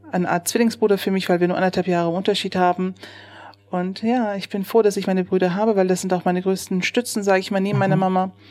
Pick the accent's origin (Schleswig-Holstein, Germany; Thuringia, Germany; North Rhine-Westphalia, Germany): North Rhine-Westphalia, Germany; Neuss; Ja, ich bin in Neuss geboren, 1976. Mhm. Ich äh, bin hier zur Schule gegangen, bin aufgewachsen und ähm, habe die Grundschule besucht.